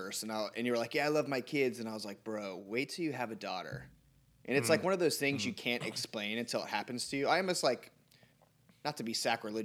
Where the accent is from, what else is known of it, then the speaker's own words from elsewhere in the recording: United States; I'm from America